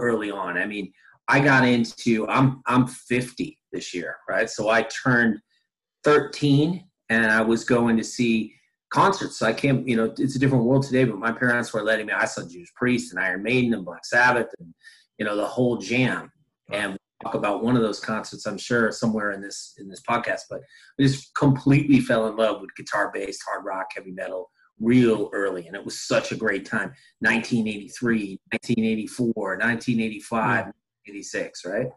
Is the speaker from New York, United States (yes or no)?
yes; Latham, New York, United States; I grew up in Albany, New York area. So they call it the Capital District, specifically Latham, New York.